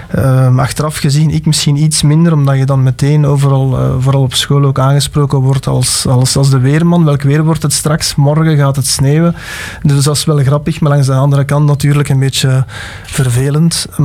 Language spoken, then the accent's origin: Dutch; Alsemberg, Flanders, Belgium; ik ben van Alsenberg afkomstig.